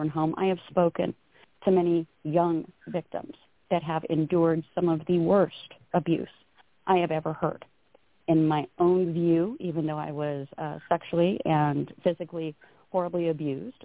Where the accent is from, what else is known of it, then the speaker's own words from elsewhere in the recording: Downey, California, United States; moved away as an adult; now in Sacramento, United States; I was born in Downey, but I was born and raised in L.A. County, California. I have lived in Sacramento these last, my gosh, almost 40-some-odd